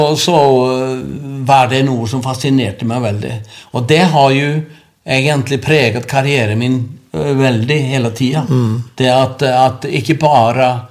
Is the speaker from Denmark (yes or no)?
no; Akranes, Western Region, Iceland; Norwegian is a second language; moved away as an adult; also born or lived in Norway; Det er moderklubben min, og det er der jeg vokste opp